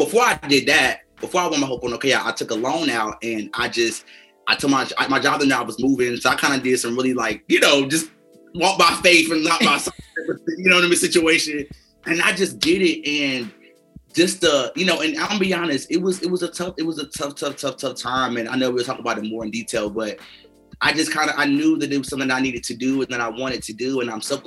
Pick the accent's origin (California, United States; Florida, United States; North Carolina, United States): North Carolina, United States; moved away as an adult; now in Los Angeles, United States; I'm originally from North Carolina, and I grew up in a single parent home